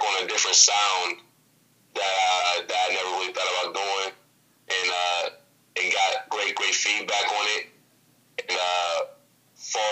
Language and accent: English; Pittsburgh, Pennsylvania, United States; shout out to the 412, you know what I'm saying, my hometown, Pittsburgh